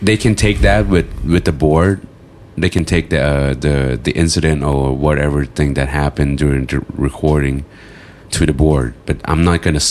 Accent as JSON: {"language": "English", "country": "United States", "tie": "born or raised there", "said": "I grew up in the States"}